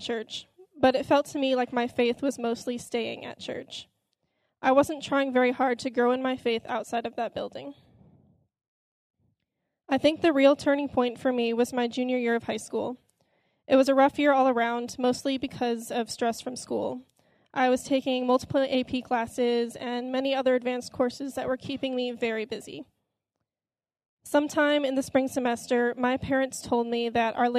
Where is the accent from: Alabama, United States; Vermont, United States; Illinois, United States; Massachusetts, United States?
Illinois, United States; Elgin; I grew up in Elgin, Illinois, with a brother and a sister